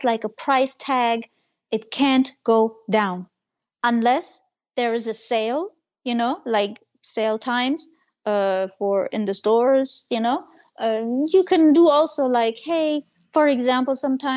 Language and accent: English; Germany; I am Turkish. I am from this culture, but I grew up in Germany.